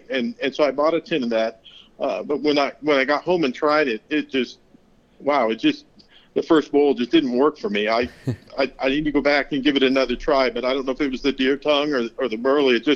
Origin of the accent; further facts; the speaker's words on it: Pacific Northwest, United States; growing up in the Pacific Northwest, and there's a lot of, you know, cedar and redwood and, and wood production there.